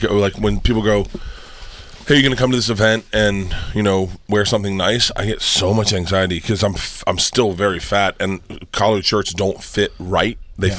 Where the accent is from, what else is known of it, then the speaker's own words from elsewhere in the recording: Florida, United States; I'm from Florida.